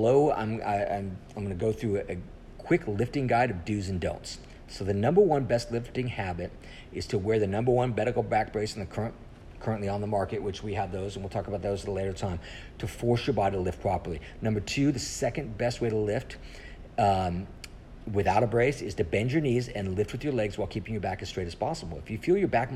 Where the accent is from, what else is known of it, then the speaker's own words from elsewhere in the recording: Colorado, United States; now in Texas, United States; I grew up in Colorado